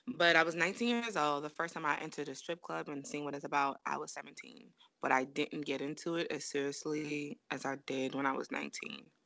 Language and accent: English; New York City, New York, United States; I'm from Brooklyn, I'm from Flatbush, and I lived in the area of Church Avenue.